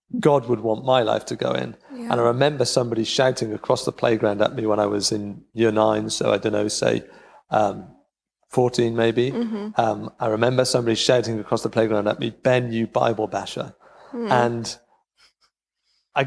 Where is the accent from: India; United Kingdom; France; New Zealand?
United Kingdom; Cardiff, Wales; moved away as an adult; now in Rhondda, United Kingdom; I grew up in Cardiff, which is only 20 miles away